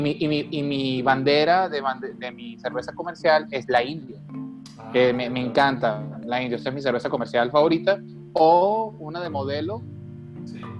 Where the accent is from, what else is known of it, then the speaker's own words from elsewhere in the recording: Venezuela; now in Mexicali, Mexico; soy de Venezuela, soy de la costa